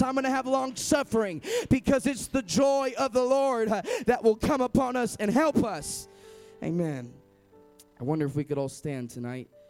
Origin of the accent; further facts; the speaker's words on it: Sacramento, California, United States; I am from Sacramento